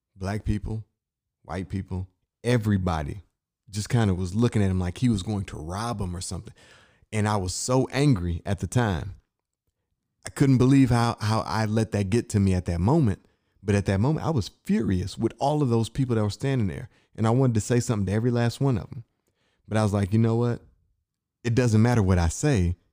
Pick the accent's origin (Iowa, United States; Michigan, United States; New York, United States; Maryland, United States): Michigan, United States; Inkster; moved away; I'm from Inkster, Michigan